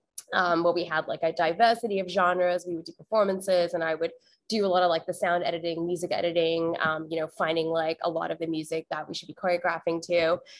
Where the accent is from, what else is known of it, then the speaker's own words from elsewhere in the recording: Australia; also born or lived in Malaysia / Singapore; I was born in Malaysia, and then I grew up in Australia and Singapore.